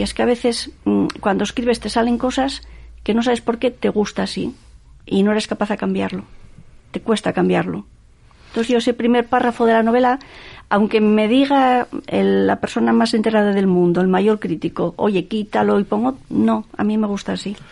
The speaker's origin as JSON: {"language": "Spanish", "town": "Gijón", "region": "Asturias", "country": "Spain", "tie": "born or raised there", "said": "yo soy del Llano, mi madre nació en el Llano, mi abuela nació en el Llano. Entonces esa cuestión familiar, ¿no? Que yo viví, estuve allí hasta los 14 años"}